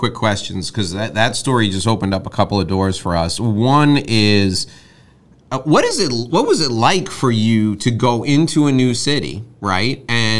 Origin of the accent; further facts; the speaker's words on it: Westchester, New York, United States; also born or lived in Manhattan, New York; Having grown up actually where I think you live now, I grew up in Westchester, and I moved into Manhattan. I lived in Manhattan for 15 years.